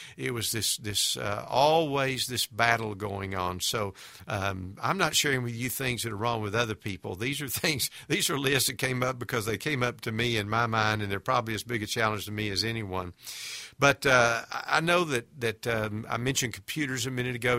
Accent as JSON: {"language": "English", "country": "United States", "said": "We as American Christians"}